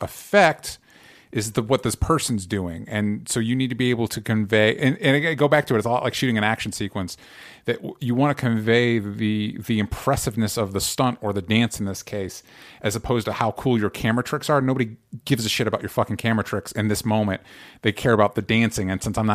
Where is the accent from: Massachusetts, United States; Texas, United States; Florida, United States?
Florida, United States; now in Los Angeles, United States; growing up in Florida